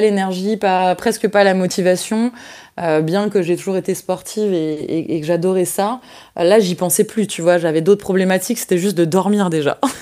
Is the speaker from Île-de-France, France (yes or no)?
no; Mâcon, Bourgogne-Franche-Comté, France; je suis née à Mâcon le 16 mars 1993.